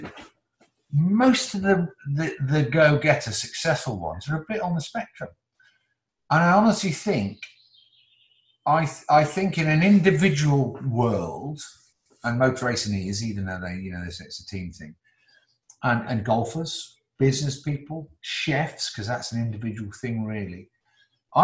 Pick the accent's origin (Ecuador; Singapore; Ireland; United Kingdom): United Kingdom; Newcastle, North East England; also born or lived in Oxford; then we went up to the northeast to Newcastle, where my dad was in the motor trade